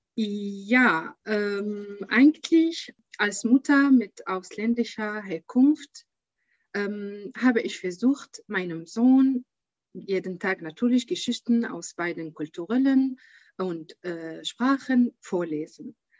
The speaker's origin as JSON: {"language": "German", "country": "Syria", "second_language": "German", "moved": "as an adult", "lives_now": "Germany", "said": "ich komme aus Syrien"}